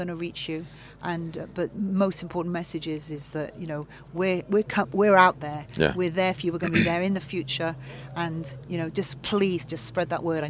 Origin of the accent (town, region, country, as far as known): Wales, United Kingdom